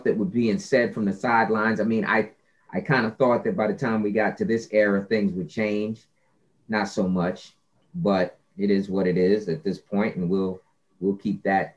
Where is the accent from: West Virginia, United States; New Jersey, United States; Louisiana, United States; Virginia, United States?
New Jersey, United States; Scotch Plains; I grew up playing soccer in New Jersey, in a place called Scotch Plains